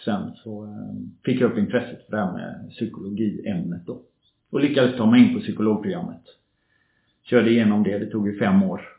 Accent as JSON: {"language": "Swedish", "town": "Gothenburg", "region": "Västra Götaland", "country": "Sweden", "tie": "born or raised there", "also_born_or_lived": "Norway", "moved": "as an adult", "said": "kommer jag från Göteborg, uppväxt i förorten kan man säga, Kortedala Bergsjön, förortsområde i Göteborg."}